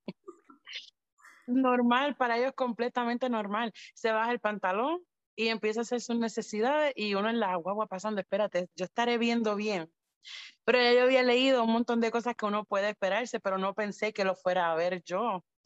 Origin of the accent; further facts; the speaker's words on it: Puerto Rico; nosotras no somos americanas, somos puertorriqueñas